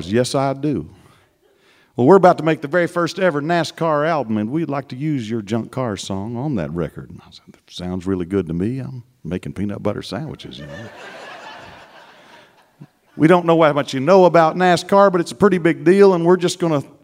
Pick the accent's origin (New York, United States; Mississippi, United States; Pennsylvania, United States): Mississippi, United States; Growing up in Mississippi, spare time is our major export in Mississippi